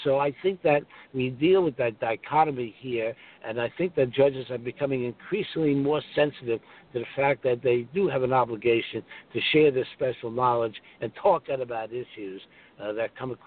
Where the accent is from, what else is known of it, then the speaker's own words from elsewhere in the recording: New York City, New York, United States; I'm from Brooklyn, so I talk fast